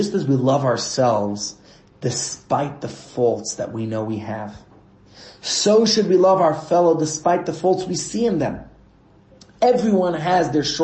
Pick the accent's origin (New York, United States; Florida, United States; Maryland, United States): New York, United States; New York City; moved away; I grew up in Brooklyn, New York, where our homes are attached to each other